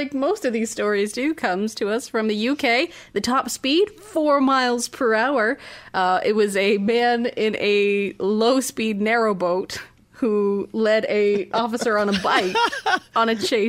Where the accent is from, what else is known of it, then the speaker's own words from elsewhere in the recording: Canada; we had to call Disney and be like, we're Canadian.